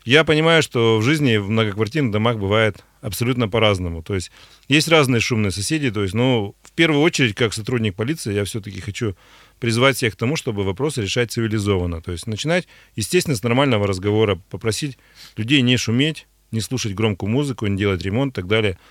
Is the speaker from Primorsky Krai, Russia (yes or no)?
no; Pervouralsk, Sverdlovsk Oblast, Russia; Первайск — это мой родной город